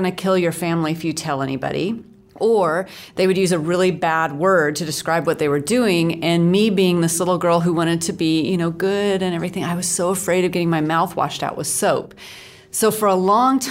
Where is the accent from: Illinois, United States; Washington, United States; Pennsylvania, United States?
Washington, United States; Seattle; now in Dallas, United States; I grew up in the Seattle area, mm-hmm. so near Vancouver, so I'm almost Canadian